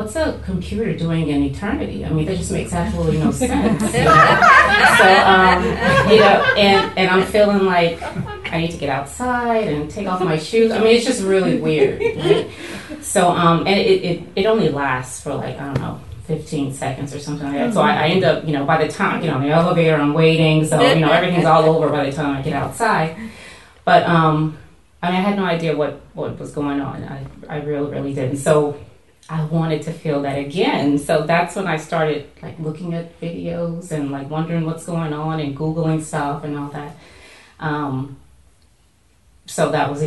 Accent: Louisiana, United States; now in Washington, D.C., United States; I'm from Louisiana, and my family is very Southern Baptist

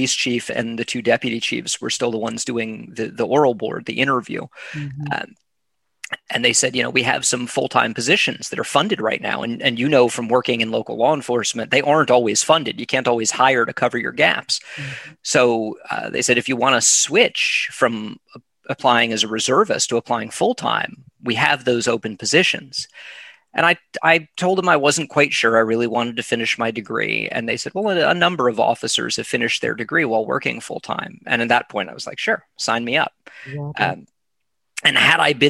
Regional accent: South Florida, United States; moved away; also born or lived in California / Tallahassee, Florida / Boston; I was born in California. I have no memories of it. My parents moved to South Florida before I was two, or right around the time I was two. Mm-hmm. So I grew up in South Florida.

